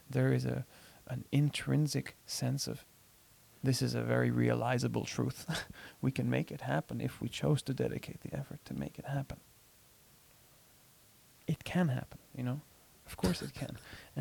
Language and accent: English; Jordan; although I grew up in Jordan, in many ways, I didn't grow up in Jordan. But I am Jordanian. I grew up in Jordan